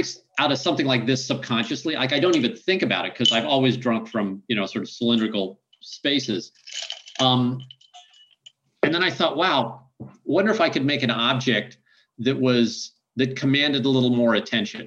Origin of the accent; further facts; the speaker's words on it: Midwest, United States; I grew up in the Midwest where we have feedlots